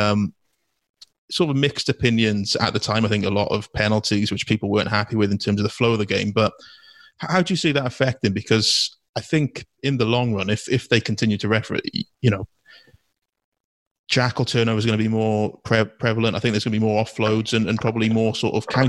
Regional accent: Wales, United Kingdom; as a Welsh farmer raised in the hills

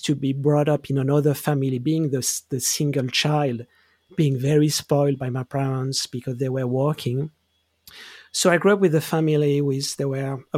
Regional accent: Geneva, Switzerland; I grew up in Switzerland. I grew up in Geneva

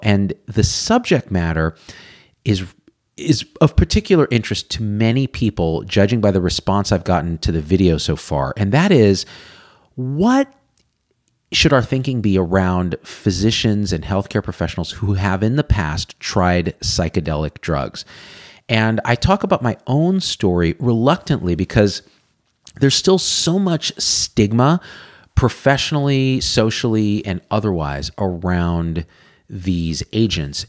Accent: Central Valley of California, United States; also born or lived in Berkeley; I grew up in the Central Valley of California, super conservative place

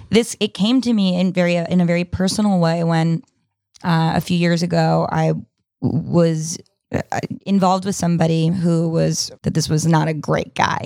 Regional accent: New York, United States; when I was, uh, thirteen, fourteen, growing up in New York

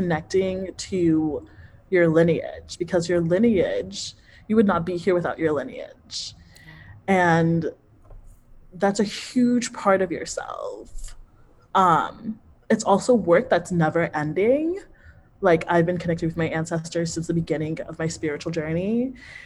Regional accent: United States; I grew up in the United States.

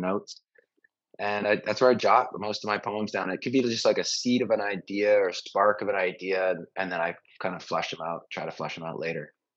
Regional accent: Vancouver, British Columbia, Canada; also born or lived in Montreal / Los Angeles / Venice; now in Austin, United States; Canadian, Vancouver

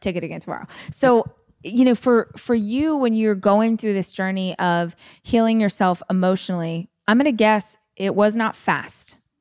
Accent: Bakersfield, California, United States; I tell people I'm from Bakersfield, but I actually lived probably forty minutes away from the city out in the country

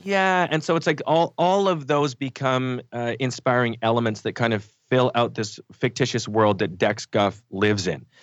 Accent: Canada; we grew up in Canada

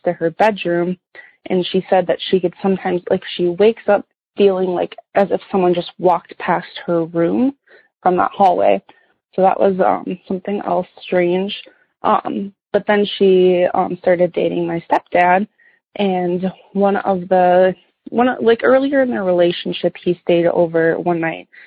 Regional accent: Minnesota, United States; the house that I grew up in. So my parents bought our house that we grew up in Minnesota here in the early 90s

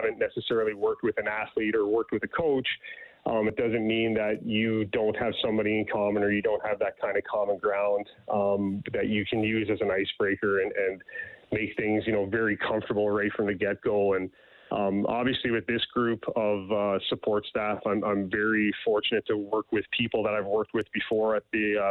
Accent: Newfoundland and Labrador, Canada; now in Edmonton, Canada; I grew up in Newfoundland

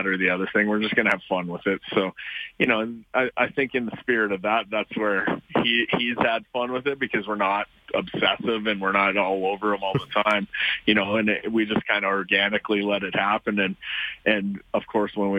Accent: Canada; we're Canadian

